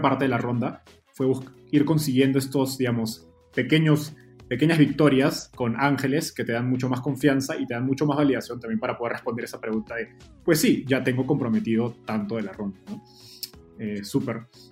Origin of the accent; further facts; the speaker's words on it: Peru; yo soy peruano